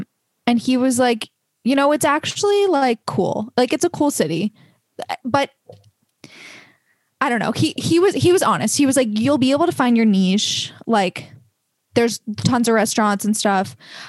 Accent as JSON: {"language": "English", "town": "Boston", "region": "Massachusetts", "country": "United States", "said": "I'm from Boston"}